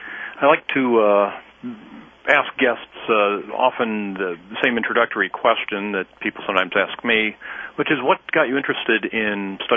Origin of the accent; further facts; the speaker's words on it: Michigan, United States; now in North Carolina, United States; I'm teaching in North Carolina and grew up in Michigan